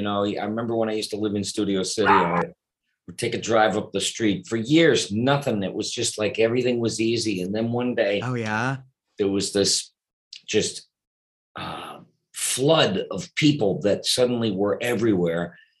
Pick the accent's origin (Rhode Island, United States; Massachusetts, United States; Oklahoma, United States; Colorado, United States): Massachusetts, United States; Boston; also born or lived in Detroit, Michigan / New York; now in Los Angeles, United States; No, I was born in Detroit, Michigan. Okay. And I grew up in Boston. Then I moved to New York, and after New York, moved to Los Angeles.